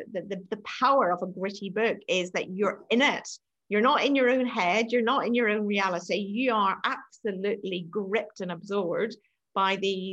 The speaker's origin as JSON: {"language": "English", "country": "Ireland", "moved": "as an adult", "lives_now": "England", "said": "I'm also from Ireland"}